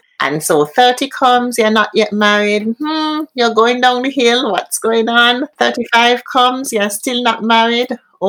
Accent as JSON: {"language": "English", "country": "Jamaica", "tie": "born or raised there", "said": "I grew up in Jamaica"}